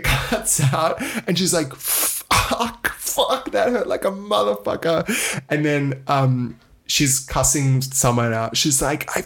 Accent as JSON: {"language": "English", "country": "Australia", "said": "As an Australian"}